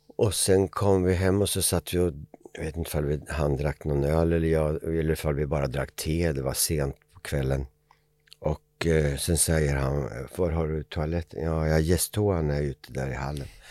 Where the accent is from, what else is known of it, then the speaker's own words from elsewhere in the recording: Eskilstuna, Södermanland, Sweden; Familjen hade flyttat till Eskilstuna där jag kommer ifrån.